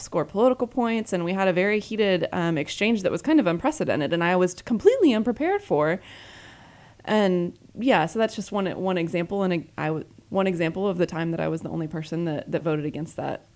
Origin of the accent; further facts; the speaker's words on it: Dallas, Texas, United States; also born or lived in Houston / California; I was born in Houston, grew up in Dallas, um, actually lived in California for a few years and in middle school. Got back to Texas as quickly as possible.